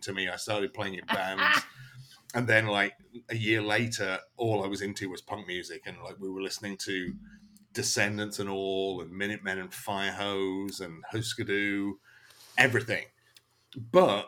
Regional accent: Lincolnshire, East Midlands, United Kingdom; now in Florida, United States; I come from the East Coast of England, from Lincolnshire in England, middle of nowhere. But I was lucky to grow up with an absolutely ridiculous DIY punk scene

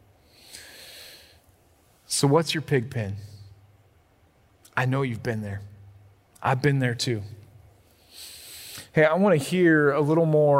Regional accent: Illinois, United States; I grew up in Illinois

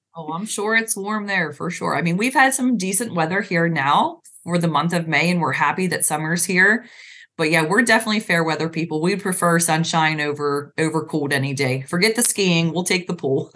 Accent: Pennsylvania, United States; moved away as an adult; also born or lived in Virginia; we're in pennsylvania now

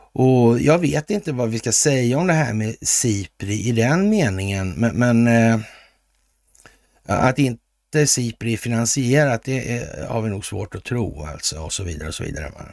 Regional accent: Sweden; vi är svenskar

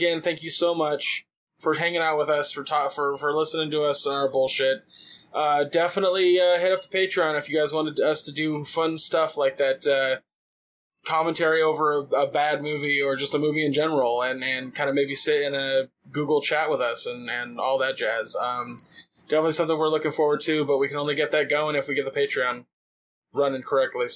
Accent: California, United States; I'm Californian

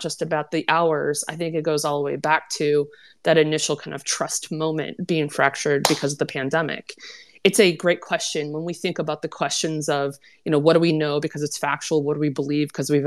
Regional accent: Minnesota, United States; my home state of Minnesota

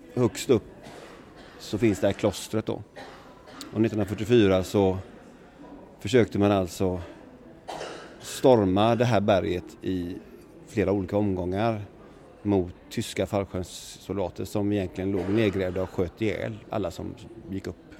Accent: Sweden; jag var svensk

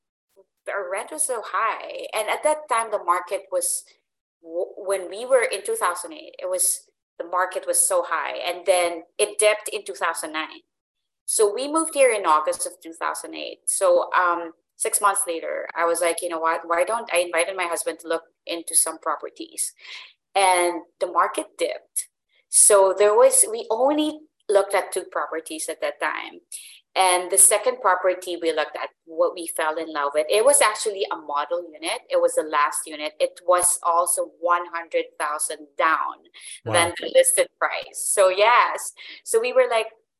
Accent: Manila, Metro Manila, Philippines; moved away as an adult; now in Canada; we're originally from Manila. So we migrated here in 2008

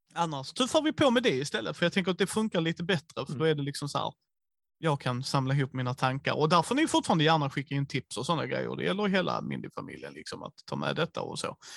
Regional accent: Skåne, Sweden; vi är skåningar

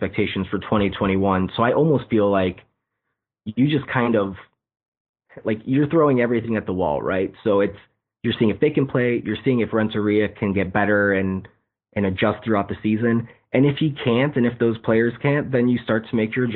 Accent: Chicago, Illinois, United States; I'm from the Chicago area. I grew up on the south side of the city

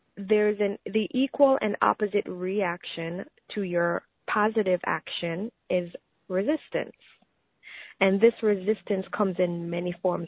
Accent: Jamaica; I grew up in Jamaica

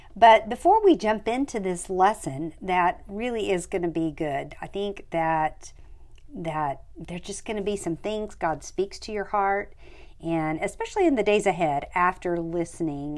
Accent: United States; the United States, which is where I'm from

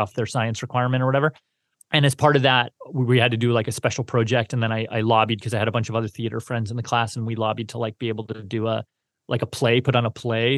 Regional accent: Canada; growing up in Canada, I feel like I I really I really liked science until about high school

